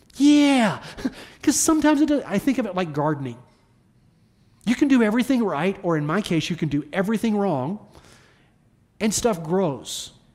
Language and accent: English; the South, United States; accent: Southern; my Southern accent